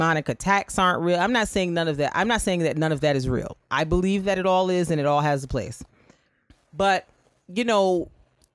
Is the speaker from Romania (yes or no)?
no; Barbados; moved away; the church I grew up in Barbados